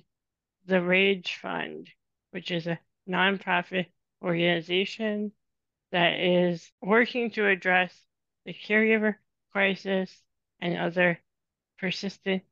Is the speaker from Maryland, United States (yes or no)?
no; Illinois, United States; moved away as an adult; now in Madison, United States; I am originally from Illinois, and I grew up in a very small town in Illinois, and then I moved up to Madison, Wisconsin, a little over 10 years ago for grad school